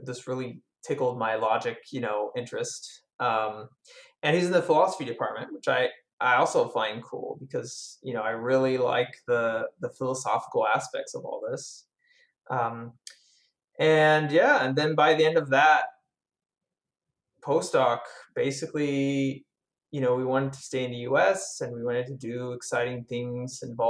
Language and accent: English; France; I grew up in France.